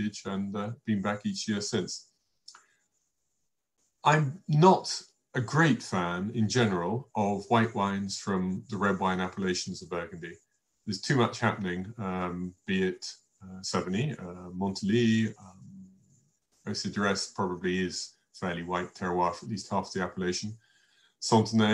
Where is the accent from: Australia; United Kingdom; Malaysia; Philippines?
United Kingdom; England; myself being English all the way through